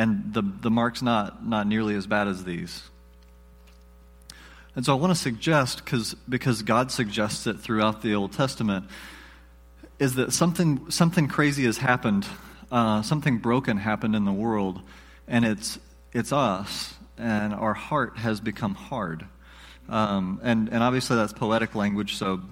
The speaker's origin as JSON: {"language": "English", "region": "the South", "country": "United States", "said": "I'm from the South, so we pronounce things funny."}